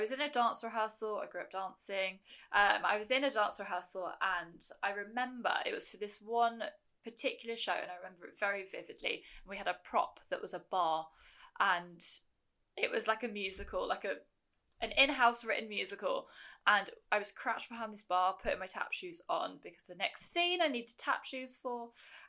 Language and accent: English; United Kingdom; I am a British ultramarathon runner